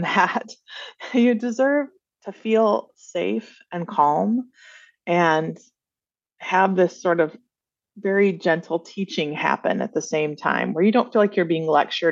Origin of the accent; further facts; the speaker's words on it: Flint, Michigan, United States; I grew up in Flint, Michigan in the 80s